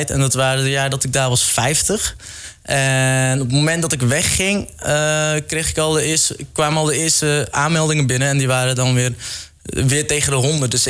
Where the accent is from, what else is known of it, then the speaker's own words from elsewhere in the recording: Netherlands; dat ik uit Nederland kom en waarschijnlijk genoeg geld heb